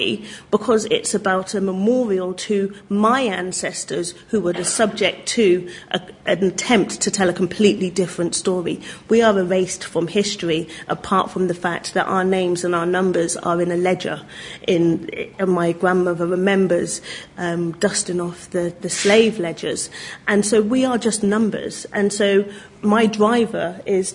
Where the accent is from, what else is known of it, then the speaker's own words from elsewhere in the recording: Oxford, South East England, United Kingdom; I'm from Oxford